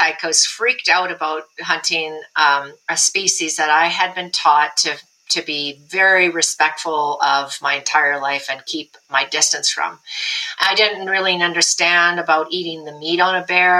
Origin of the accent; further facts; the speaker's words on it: Alberta, Canada; in Alberta, guy I grew up with in my hometown